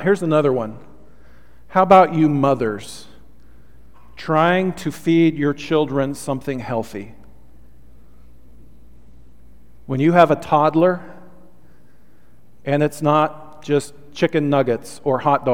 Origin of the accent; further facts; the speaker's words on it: Olympia, Washington, United States; growing up in Olympia, Washington, we had a pretty big piece of property